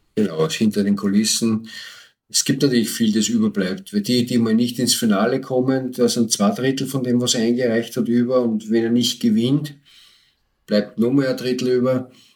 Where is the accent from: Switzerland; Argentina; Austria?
Austria; bei uns in Österreich